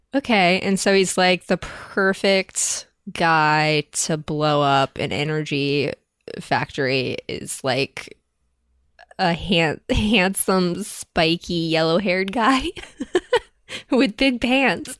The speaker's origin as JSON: {"language": "English", "country": "United States", "said": "we as American white people"}